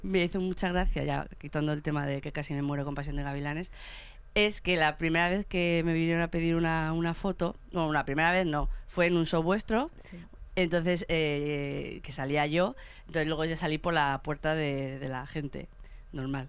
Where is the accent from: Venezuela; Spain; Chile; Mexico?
Spain; Fuenlabrada, Community of Madrid; yo que soy de Fuenlabrada